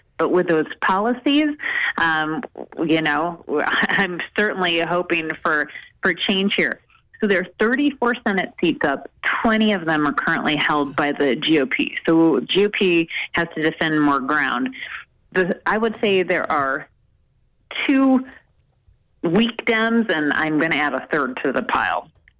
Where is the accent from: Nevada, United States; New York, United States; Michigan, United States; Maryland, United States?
Maryland, United States; here in my home state of Maryland